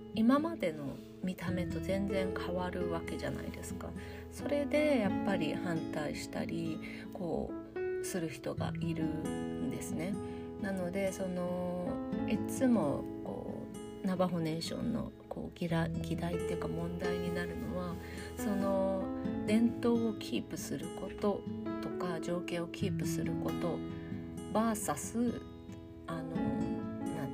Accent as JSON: {"language": "Japanese", "region": "Shizuoka", "country": "Japan", "tie": "born or raised there", "moved": "yes", "lives_now": "New Mexico, United States", "said": "私 の実家静岡も"}